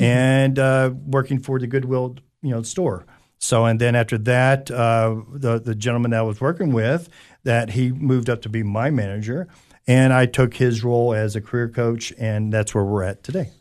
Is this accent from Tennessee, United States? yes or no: yes; Anderson County, Tennessee, United States; also born or lived in California / Knoxville, Tennessee; I'm originally from California, and we moved here, uh, and, uh, grew up, uh, a little bit out in Anderson County area